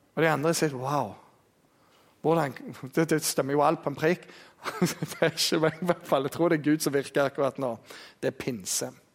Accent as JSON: {"language": "Norwegian", "area": "Jæren", "region": "Rogaland", "country": "Norway", "said": "Vi er jærbønder"}